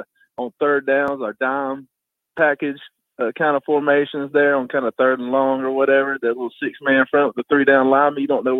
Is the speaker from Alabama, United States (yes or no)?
yes; Geneva, Alabama, United States; moved away as an adult; now in Jackson, United States; up here in Jackson, Tennessee. You know, I'm originally from Geneva, Alabama.